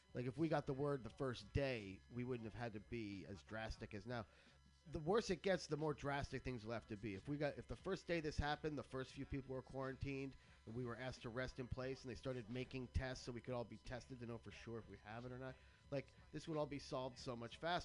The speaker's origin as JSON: {"language": "English", "country": "United States", "lives_now": "San Francisco, United States", "said": "as an American"}